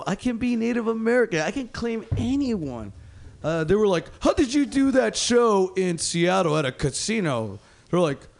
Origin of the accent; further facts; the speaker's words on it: Mexico; English is a second language; moved away; I'm from Mexico.